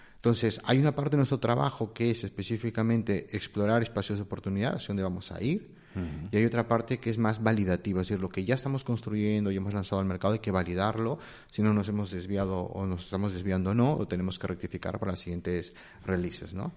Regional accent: Peru; moved away as an adult; now in Spain; no soy de aquí, soy peruano. Llevo ya casi unos 20 años aquí

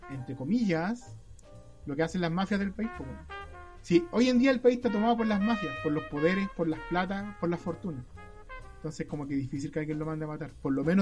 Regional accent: Chile; Como todos lo hicimos como chilenos

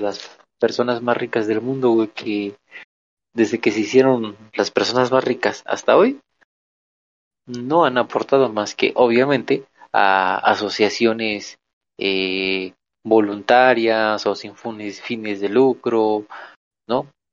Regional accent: Mexico

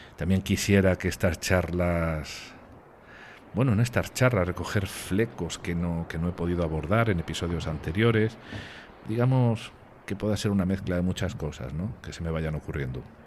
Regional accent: Spain; moved away; mi familia está en el sur de España y estar aquí a pocos metros de mi país

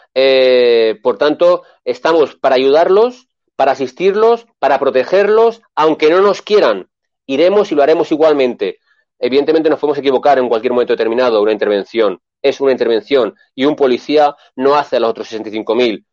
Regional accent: Spain; yo tengo muy claro que soy español

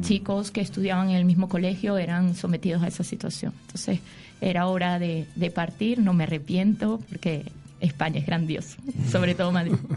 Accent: Venezuela; moved away

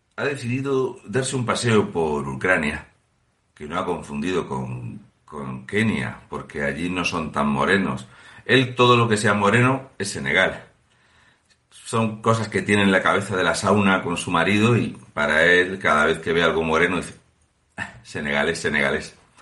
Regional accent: Fuente Álamo de Murcia, Region of Murcia, Spain; yo soy de Fuente Álamo de Murcia. I am from Fuente Álamo, Murcia.

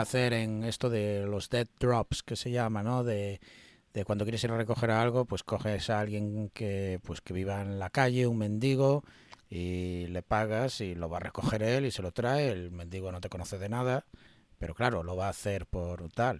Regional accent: Galicia, Spain; Yo como gallego

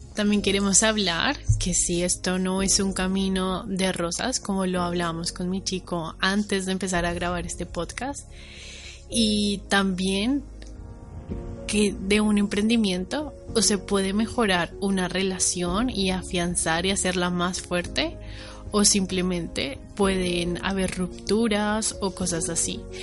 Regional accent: Bogotá, Colombia; moved away as an adult; also born or lived in Valencia, Spain; now in Spain; soy colombiana, nací en Bogotá, estudié mi carrera universitaria en Colombia, en Bogotá

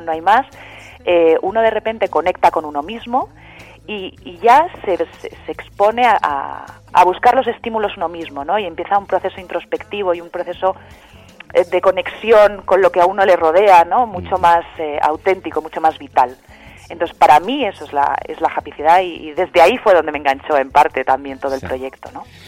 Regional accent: Madrid, Community of Madrid, Spain; also born or lived in Landes, France; now in Madrid, Spain; yo soy de Madrid, en realidad mi familia es de Madrid

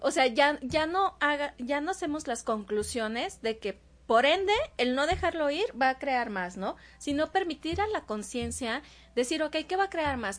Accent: Veracruz, Mexico; moved away; yo soy jarocha

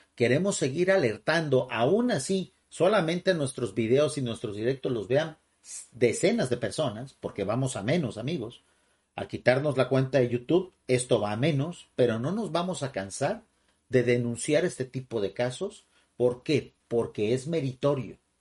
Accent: Mexico

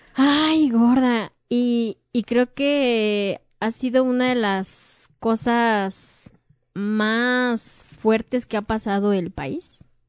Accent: Mexico; somos mexicanos

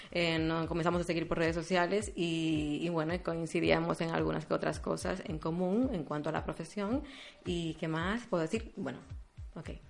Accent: Dominican Republic

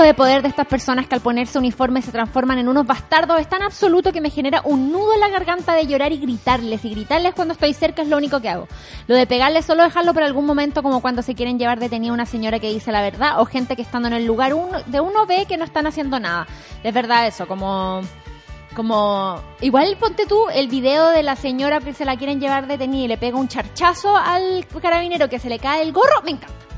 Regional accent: Viña del Mar, Valparaíso, Chile; yo fui a colegio privado, vengo de Reñaca

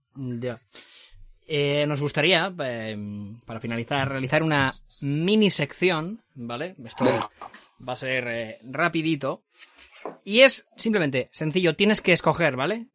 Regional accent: Valencian Community, Spain; nosotros como buenos valencianos

